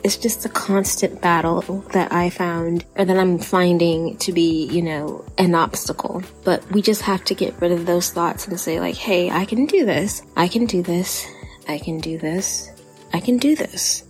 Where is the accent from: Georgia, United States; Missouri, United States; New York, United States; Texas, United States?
Texas, United States; accent: Texan; my Texan accent